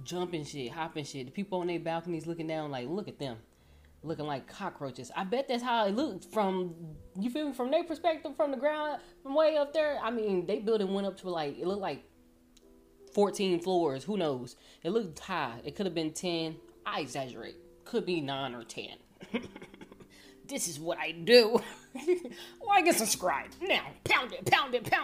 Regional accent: Louisiana, United States; now in Irving, United States; I'm from Louisiana. We came moving out here.

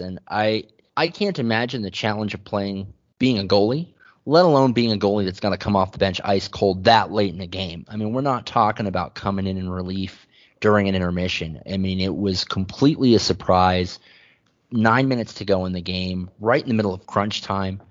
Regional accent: San Diego, California, United States; moved away; I'm originally from San Diego

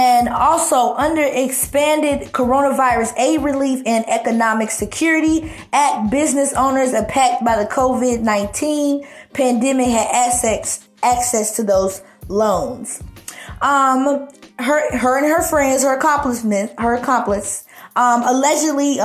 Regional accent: Charlotte, North Carolina, United States; born or raised there

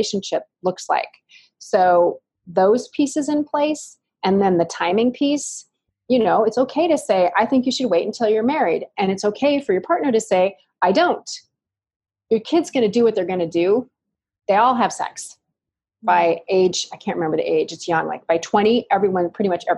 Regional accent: Ashland, Oregon, United States; I was born and raised in Ashland, Oregon, which is a mecca of hippies

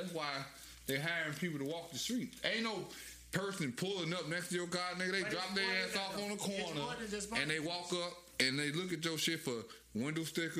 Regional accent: Chicago, Illinois, United States; This just growing up in Chicago

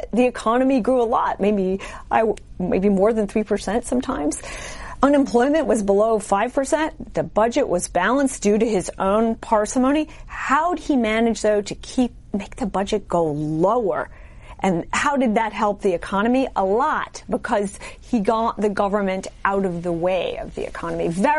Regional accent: Chicago, Illinois, United States; also born or lived in Germany; I'm from Chicago.

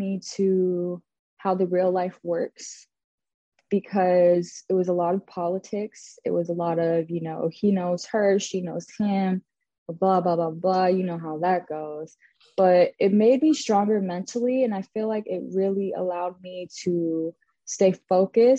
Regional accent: Corona, California, United States; I'm from the Inland Empire, I'm from Corona

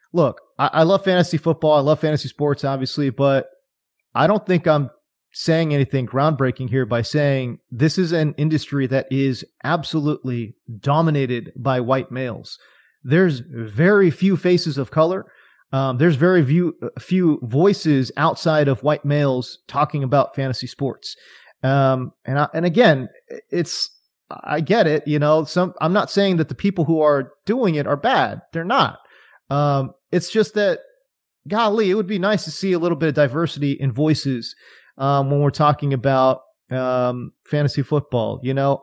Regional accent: California, United States; I grew up in California

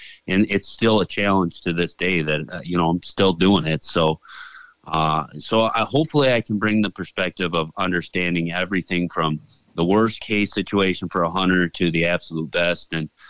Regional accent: Michigan, United States; I grew up in Michigan, a part of Michigan where there was very few deer, tons of hunters.

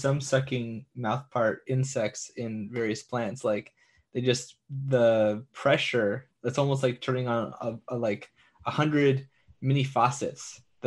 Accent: San Diego, California, United States; I'm from San Diego

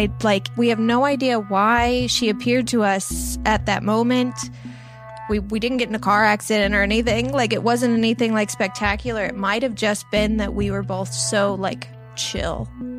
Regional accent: Illinois, United States; now in Los Angeles, United States; I am 32 years old. I live in Los Angeles, California. I moved here 11 years ago from Southern Illinois.

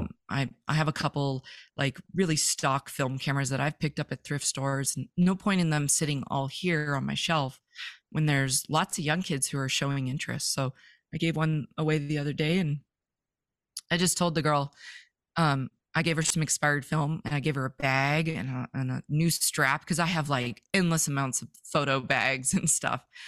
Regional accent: Vancouver, British Columbia, Canada; moved away as an adult; now in Montana, United States; I'm from Vancouver, British Columbia, born, raised, never thought I would leave

